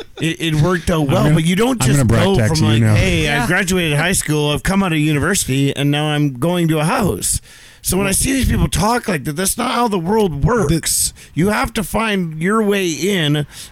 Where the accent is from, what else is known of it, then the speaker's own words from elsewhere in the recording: Squamish, British Columbia, Canada; And dude says, where are you from? And now I just say Squamish.